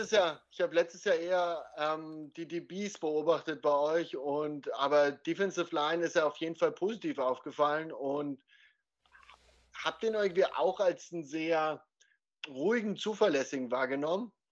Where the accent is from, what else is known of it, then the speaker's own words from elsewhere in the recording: Dresden, Saxony, Germany; also born or lived in Elsterwerda; Ja, aber wo ich geboren bin.